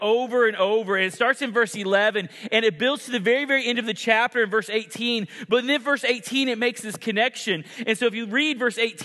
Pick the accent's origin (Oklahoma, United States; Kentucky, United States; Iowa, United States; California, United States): Oklahoma, United States; moved away; I grew up in Oklahoma